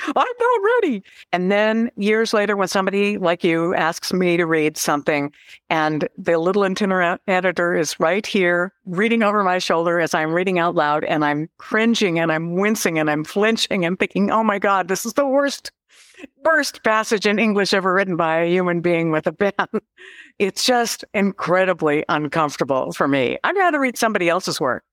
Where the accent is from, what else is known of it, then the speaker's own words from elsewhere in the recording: Seldovia, Alaska, United States; also born or lived in Fairbanks, Alaska; I was raised in Seldovia